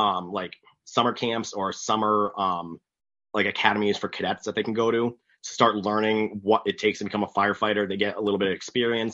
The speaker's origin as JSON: {"language": "English", "town": "Coventry", "region": "Connecticut", "country": "United States", "tie": "born or raised there", "said": "Coventry used to do that, my hometown"}